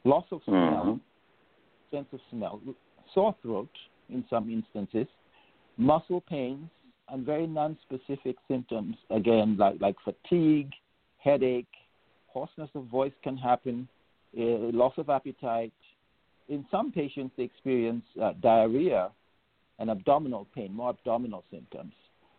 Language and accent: English; Gambia; also born or lived in England, United Kingdom; So I grew up in England for the first 10 years of my life. And then I spent my high school years in Gambia.